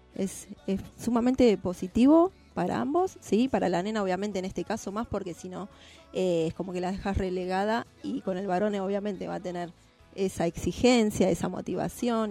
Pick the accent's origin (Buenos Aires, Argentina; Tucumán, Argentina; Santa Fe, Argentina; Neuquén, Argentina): Buenos Aires, Argentina; Yo soy de Lugano Unidos, nacida en, Lugano, Unidos